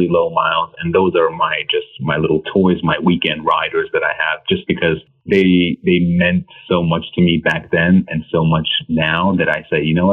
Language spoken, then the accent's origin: English; New York City, New York, United States; I grew up in Queens, New York as an immigrant